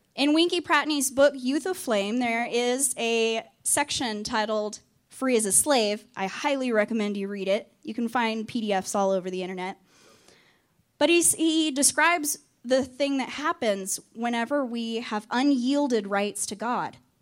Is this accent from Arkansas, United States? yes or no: yes; Arkansas, United States; also born or lived in Texas; now in North Carolina, United States; I am originally from Arkansas